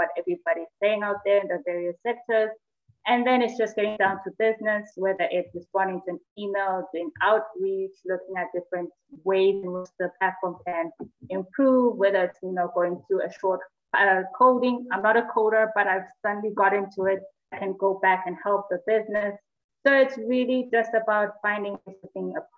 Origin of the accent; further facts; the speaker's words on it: Eswatini; I'm from Swaziland